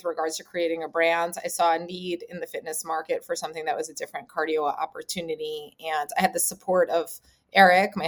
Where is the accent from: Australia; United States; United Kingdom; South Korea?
United States; New York City, New York; growing up in Manhattan, I, you know, still call it kind of the concrete jungle a little bit